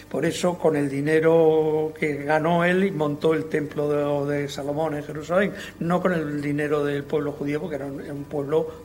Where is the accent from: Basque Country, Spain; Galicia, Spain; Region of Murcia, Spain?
Region of Murcia, Spain; como funcionario del Estado he venido a, morirme aquí, a mi tierra, que es la que quiero. Al noroeste de Murcia